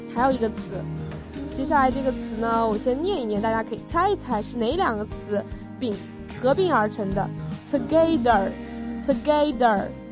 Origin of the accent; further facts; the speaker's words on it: China; 我们中国人